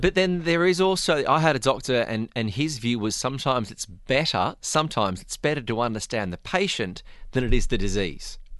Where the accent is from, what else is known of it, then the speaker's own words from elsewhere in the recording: Australia; now in UAE; being an Australian